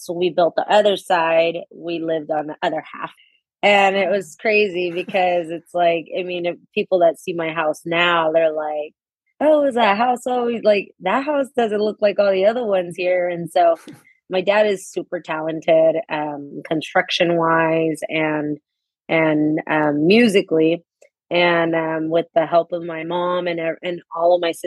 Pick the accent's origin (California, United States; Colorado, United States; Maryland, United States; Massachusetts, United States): California, United States; Modesto; I was also born and raised here in Modesto, California